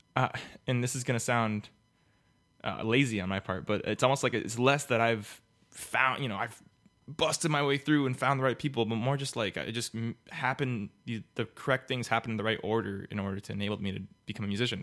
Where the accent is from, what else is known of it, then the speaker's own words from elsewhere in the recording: Miami, Florida, United States; I was born and raised in Miami